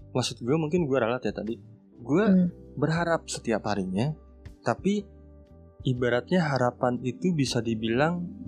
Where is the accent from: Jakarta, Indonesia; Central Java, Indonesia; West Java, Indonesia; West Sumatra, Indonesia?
West Java, Indonesia; Sunda; also born or lived in Garut; gue dari Sunda